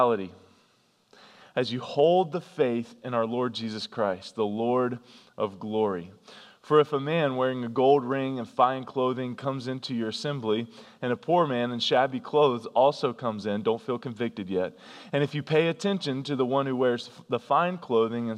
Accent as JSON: {"language": "English", "region": "North Carolina", "country": "United States", "tie": "born or raised there", "said": "I grew up in North Carolina"}